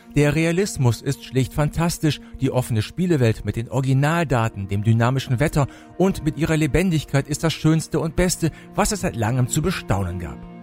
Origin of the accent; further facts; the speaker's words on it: Höxter, North Rhine-Westphalia, Germany; nach Höxter, meinem Geburtsort